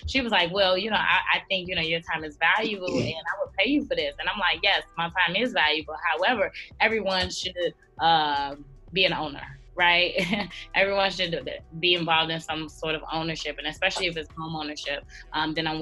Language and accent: English; Chicago, Illinois, United States; I am 27 years old from Chicago, Illinois, born and raised. I represent the South Side, born and raised.